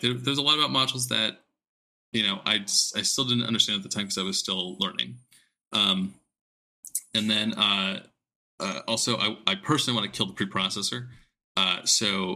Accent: Southern California, United States; I grew up in SoCal

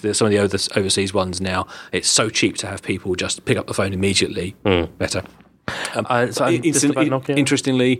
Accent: United Kingdom; as a Brit

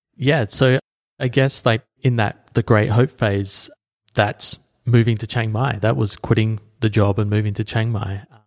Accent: Adelaide, South Australia, Australia; my hometown of Adelaide

